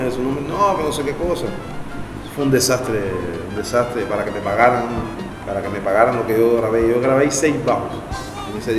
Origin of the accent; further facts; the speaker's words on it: Havana, Cuba; moved away as an adult; now in Paris, France; yo soy de Cayo Hueso.